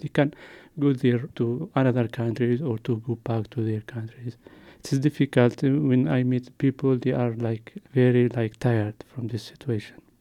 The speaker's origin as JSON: {"language": "English", "country": "Yemen", "also_born_or_lived": "Jordan", "moved": "as an adult", "lives_now": "Luxembourg", "said": "I come from Yemen because there is war in Yemen"}